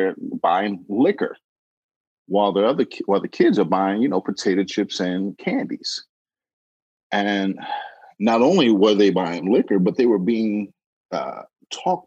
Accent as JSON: {"language": "English", "town": "Markham", "region": "Illinois", "country": "United States", "tie": "born or raised there", "said": "I'm from Markham, Illinois. And we used to have a couple candy stores over off of Nottingham and, in the local area that we used to go to."}